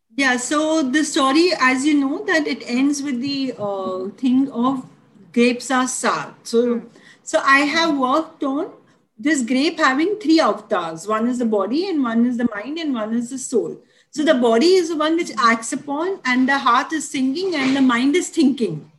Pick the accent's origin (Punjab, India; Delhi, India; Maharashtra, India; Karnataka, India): Maharashtra, India; Mumbai; I grew up in Dadar.